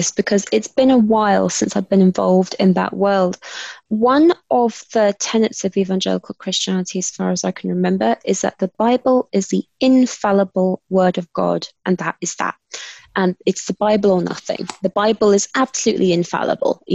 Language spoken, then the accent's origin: English; London, United Kingdom; accent: British; I am British and I was born in London, grew up in London.